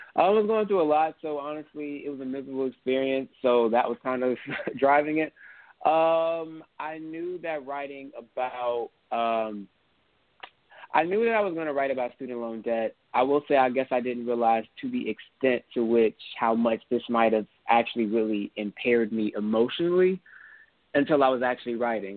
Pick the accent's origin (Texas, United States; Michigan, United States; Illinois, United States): Texas, United States; Houston; I'm from Houston